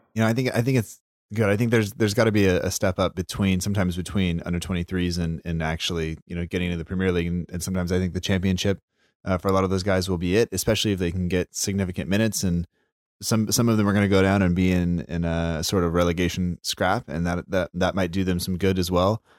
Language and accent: English; United States; an American school teacher